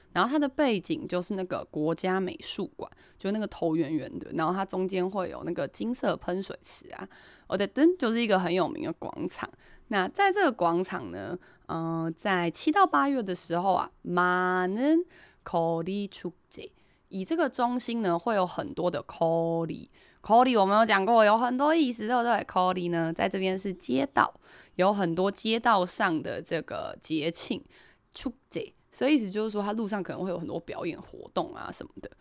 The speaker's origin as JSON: {"language": "Chinese", "country": "Taiwan", "said": "我们台湾人"}